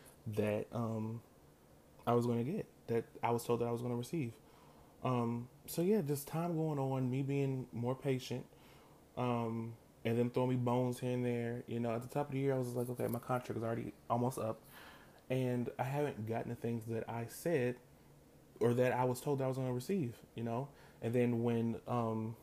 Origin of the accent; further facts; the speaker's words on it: United States; I'm African American.